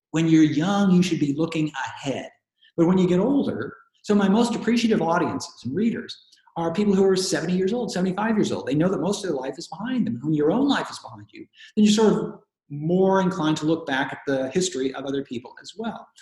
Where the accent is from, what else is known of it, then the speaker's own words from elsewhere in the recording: Portland, Oregon, United States; when I was a kid growing up in Oregon, growing up in Portland